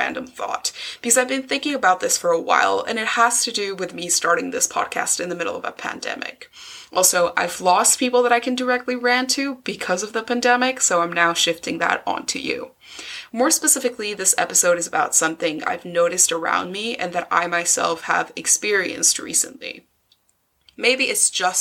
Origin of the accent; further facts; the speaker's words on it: Mexico City, Mexico; moved away as an adult; now in Scotland, United Kingdom; I was born in Mexico City and lived there for 18 years, but now I live in Scotland.